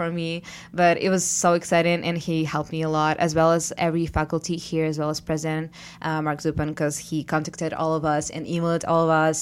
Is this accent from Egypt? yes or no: no; Ukraine; moved away as an adult; now in Alfred, United States; we are from Ukraine, two of us here